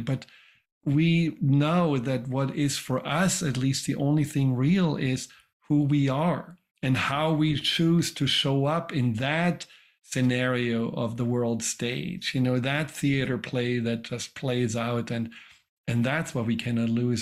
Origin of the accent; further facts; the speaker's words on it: Germany; moved away; I grew up in Germany